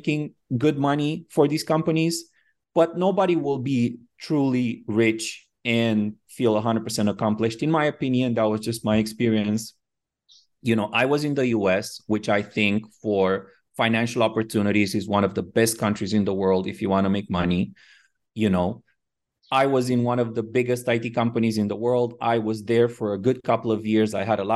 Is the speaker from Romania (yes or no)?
yes; Romania; moved away as an adult; also born or lived in Miami, United States; now in Phuket, Thailand; I was born in Romania and I moved to the U.S. when I was about 23. So quite after I finished school